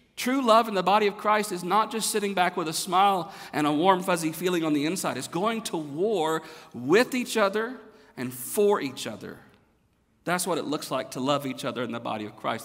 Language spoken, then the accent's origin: English; the South, United States; moved away as an adult; now in Texas, United States; I'm from the South